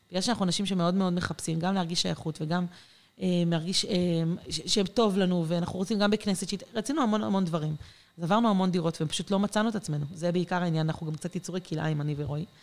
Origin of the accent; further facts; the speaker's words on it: Ma'ale Adumim, Judea and Samaria Area, Israel; also born or lived in Mitzpe Ramon / Jerusalem / Safed; במקור אני ממעלה אדומים, אה, mm. ליד ירושלים. אנחנו שנים מסתובבים, גרנו במלא מקומות.